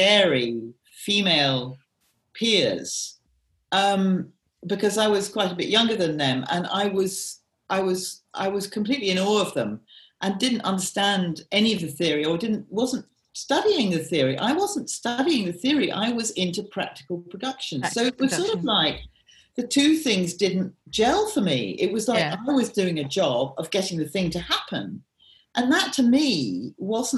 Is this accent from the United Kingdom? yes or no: yes; Peebles, Scotland, United Kingdom; I actually do come from Scotland. I come from Peebles